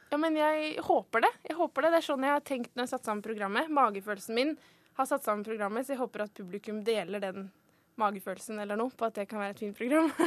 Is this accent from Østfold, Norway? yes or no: no; Oslo, Norway; jeg kommer fra Vålinga Etterstad